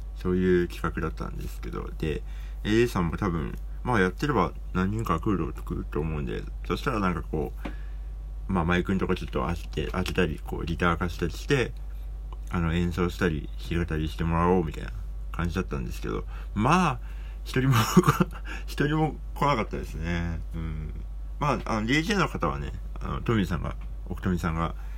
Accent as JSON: {"language": "Japanese", "region": "Hokkaido", "country": "Japan", "tie": "born or raised there", "said": "北海道って私の地元ですけど"}